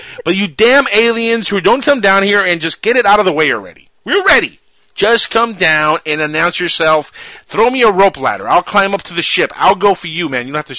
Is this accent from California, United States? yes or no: no; Florida, United States; I am from Florida.